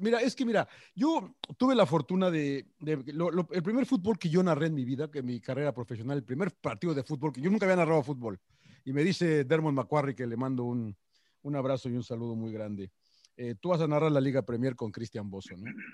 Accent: Mexico City, Mexico; now in Los Angeles, United States; había nacido, nací en México, en el DF, había visto fútbol mexicano

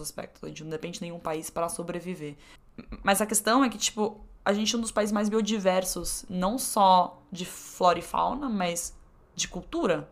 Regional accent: Brazil; como brasileiro

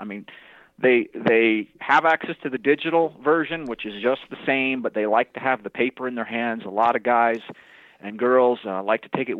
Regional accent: New Orleans, Louisiana, United States; also born or lived in Wichita; Well, I was born in New Orleans, Louisiana.

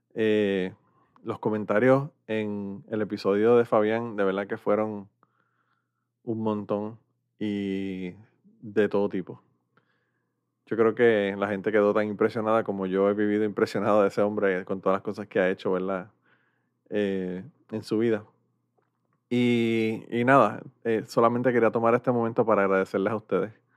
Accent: Puerto Rico; now in United States; somos de Puerto Rico

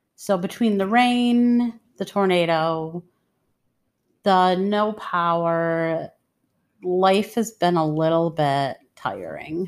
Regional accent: Detroit, Michigan, United States; moved away; I grew up in the streets of Detroit.

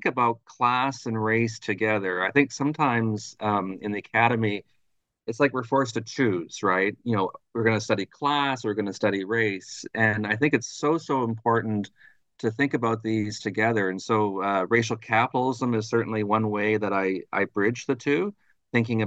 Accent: Thunder Bay, Ontario, Canada; moved away as an adult; also born or lived in Montreal; I'm originally from Thunder Bay, Ontario, which is right on the north shore of Lake Superior

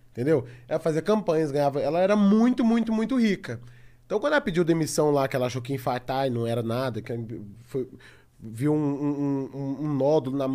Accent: Tocantins, Brazil; Então, assim, eu vim, eu vim do Tocantins, ferrado, tendo, é, é, fazendo crediário para poder pagar minha camisa pro meu show de stand-up

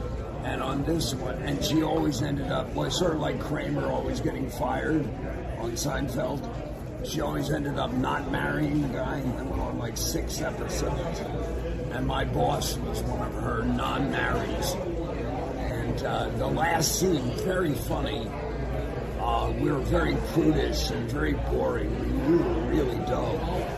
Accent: Hollywood, California, United States; But it was fun growing up then, or being alive young in Hollywood.

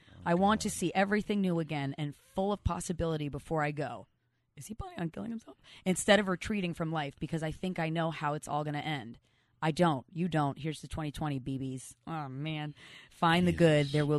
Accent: Philadelphia, Pennsylvania, United States; I'm from Philly.

